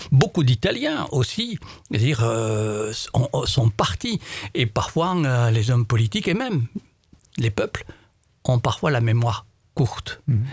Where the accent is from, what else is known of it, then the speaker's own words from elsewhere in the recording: Morocco; moved away as an adult; also born or lived in Ariège, France; now in France; je suis originaire, mes racines, euh, mes premières strates de vie, c'est au Maroc